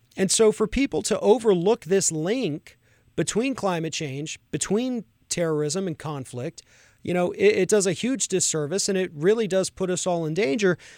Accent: Florida, United States; my home state of Florida

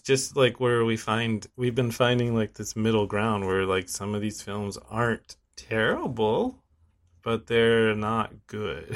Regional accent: United States; I'm American

